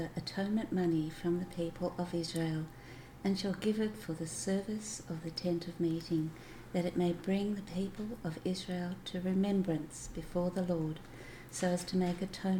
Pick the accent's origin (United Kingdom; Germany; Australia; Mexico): Australia; Melbourne, Victoria; I'm from Melbourne, Australia.